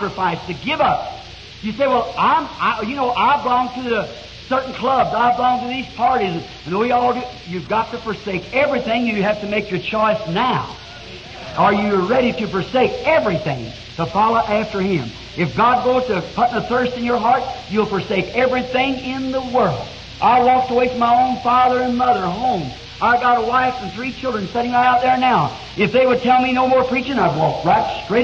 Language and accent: English; United States; I'm American. I'm interested in my nation.